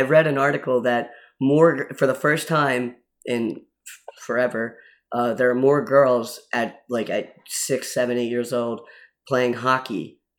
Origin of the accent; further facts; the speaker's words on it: Philadelphia, Pennsylvania, United States; now in Troy, United States; I'm from Philadelphia